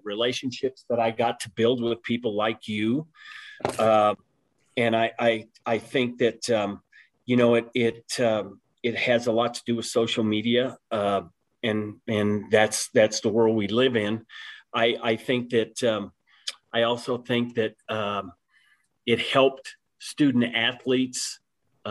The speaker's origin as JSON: {"language": "English", "area": "Arkansas Valley", "region": "Colorado", "country": "United States", "tie": "born or raised there", "said": "growing up in the Arkansas Valley, it's got a small town feel."}